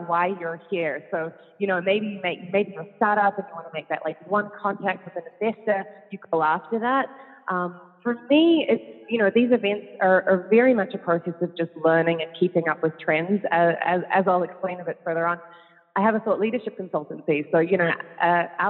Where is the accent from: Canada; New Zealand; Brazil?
New Zealand; Auckland; moved away as an adult; now in Netherlands; I'm a Kiwi. So I'm originally from New Zealand.